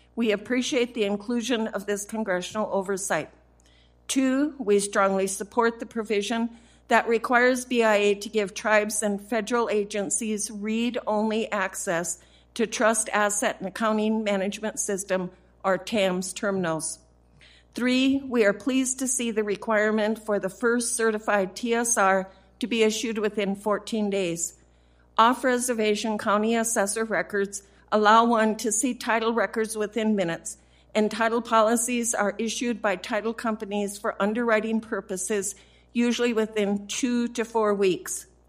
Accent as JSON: {"language": "English", "region": "South Dakota", "country": "United States", "said": "from my home state of South Dakota"}